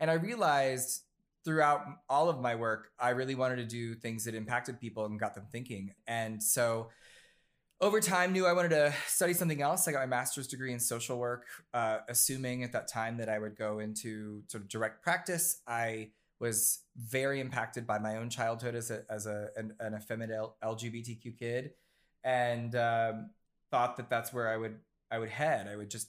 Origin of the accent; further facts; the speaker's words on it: Ohio, United States; now in New York City, United States; No, so I was raised in Southern Ohio, and the reason I bring that up is because both my parents are Marines.